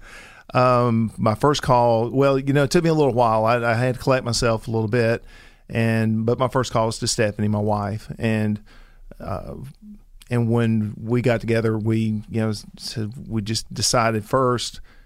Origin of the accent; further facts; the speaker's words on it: the South, United States; we grew up in the South, you know, as as Christians